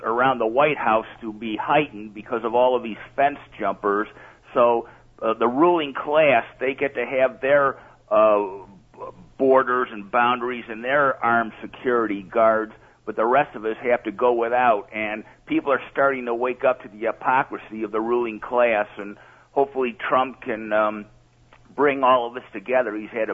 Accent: United States; also born or lived in Rochester, New York; I am American

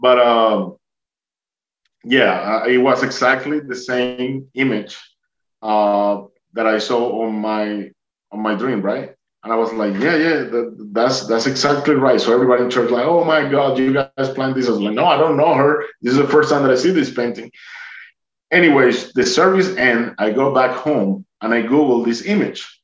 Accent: Duluth, Georgia, United States; I'm from Atlanta, Georgia.

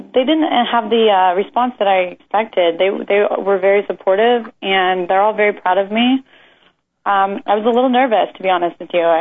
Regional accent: Kansas, United States; moved away; Growing up in Kansas, there's not a big industry there

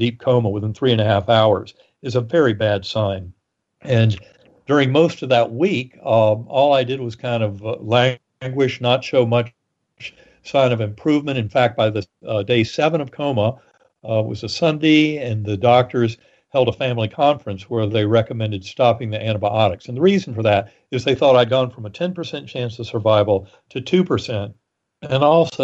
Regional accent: North Carolina, United States; moved away; in the Methodist Church growing up in North Carolina

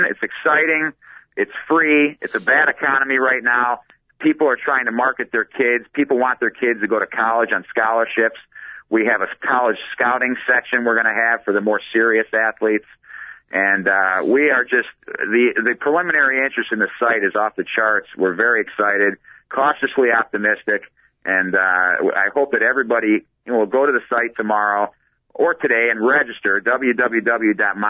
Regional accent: Chicago, Illinois, United States; we're real excited to be launching it right here in my hometown

